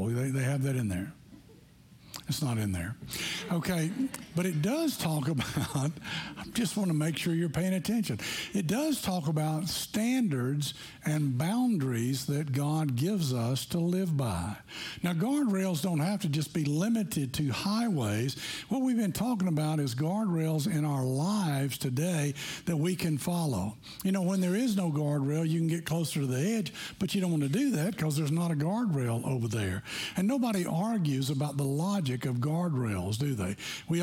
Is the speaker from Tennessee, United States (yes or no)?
yes; Tennessee, United States; we grew up in Tennessee